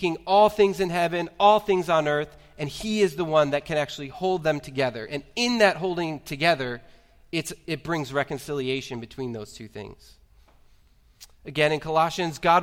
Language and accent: English; United States; my experience as an American